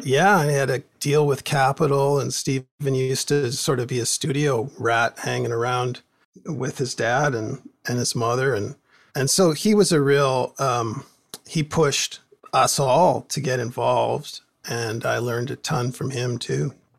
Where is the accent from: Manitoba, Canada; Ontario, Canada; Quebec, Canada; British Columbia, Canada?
British Columbia, Canada; Port Moody; growing up in Port Moody, there, everybody had a, a band, garage band